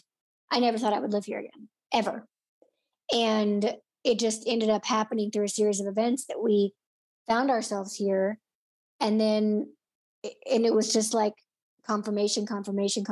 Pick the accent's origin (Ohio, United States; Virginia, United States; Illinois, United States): Illinois, United States; moved away as an adult; also born or lived in Florida / Los Angeles; I'm in my hometown